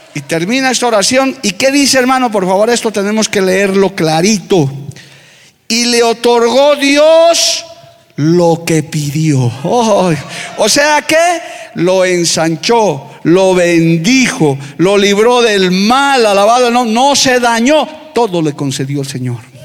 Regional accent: La Paz, Bolivia; en mi tierra paseña se dice, cuyu, duro, firme

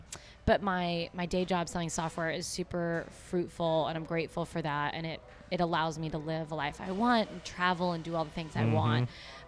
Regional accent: Argyle, Texas, United States; No, I grew up in Argyle, which is just a small...

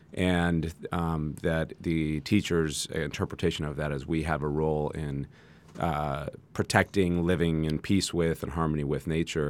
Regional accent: San Jose, California, United States; moved away as an adult; now in Santa Barbara, United States; I grew up in San Jose, uh, now Silicon Valley

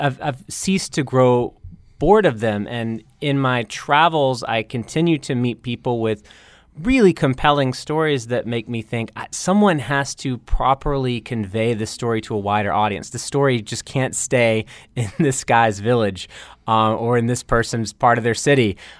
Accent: North Carolina, United States; moved away as an adult; now in Bangkok, Thailand; my home state of North Carolina

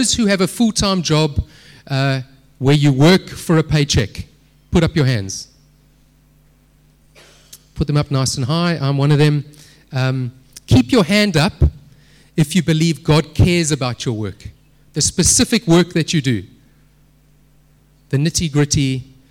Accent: Durban, KwaZulu-Natal, South Africa; moved away as an adult; now in Cape Town, South Africa; I grew up in Durban

